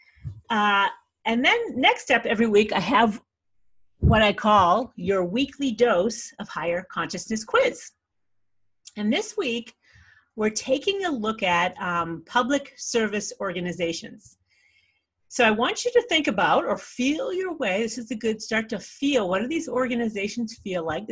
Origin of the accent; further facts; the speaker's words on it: Scituate, Massachusetts, United States; I grew up on the South Shore of Massachusetts in Scituate